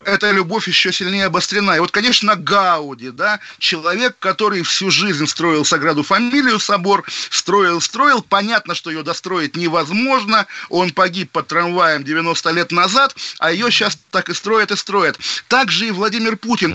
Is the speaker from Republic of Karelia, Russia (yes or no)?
no; Zelenogradsk, Kaliningrad Oblast, Russia; на моей малой родине, в Калининградской области, в городе Зеленоградске